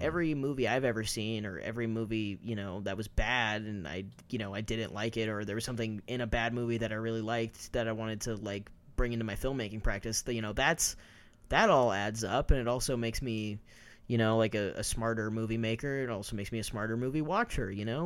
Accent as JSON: {"language": "English", "region": "Kansas", "country": "United States", "tie": "born or raised there", "also_born_or_lived": "New York", "moved": "as an adult", "lives_now": "Los Angeles, United States", "said": "I had never lived anywhere outside of Kansas"}